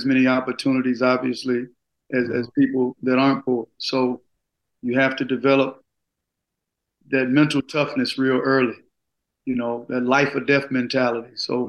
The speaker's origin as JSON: {"language": "English", "town": "Gulfport", "region": "Mississippi", "country": "United States", "tie": "born or raised there", "said": "Oh, man, about 4 or 5 blocks from the beach, single parent, poverty, being misdiagnosed up until the 11th grade."}